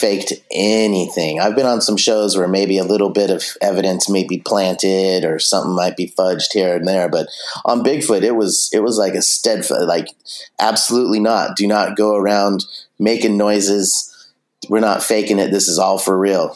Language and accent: English; Santa Cruz Mountains, California, United States; I grew up in the Santa Cruz Mountains